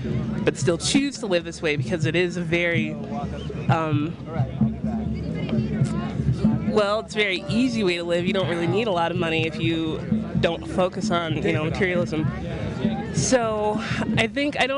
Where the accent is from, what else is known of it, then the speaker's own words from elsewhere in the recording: North Dakota, United States; I'm from North Dakota